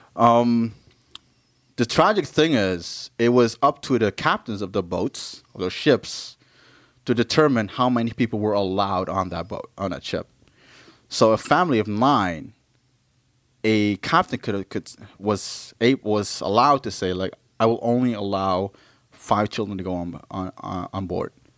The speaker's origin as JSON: {"language": "English", "region": "Maluku", "country": "Indonesia", "said": "I'm from Maluku."}